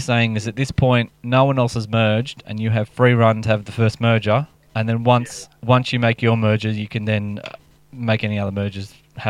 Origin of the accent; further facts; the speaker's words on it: Sydney, New South Wales, Australia; Well, growing up in Western Sydney